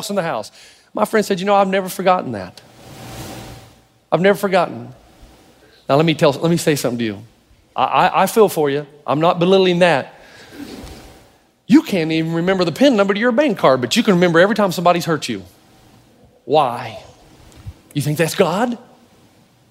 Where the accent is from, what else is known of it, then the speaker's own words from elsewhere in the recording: the South, United States; I'm from the South. I'm related to people who thought slavery was a good idea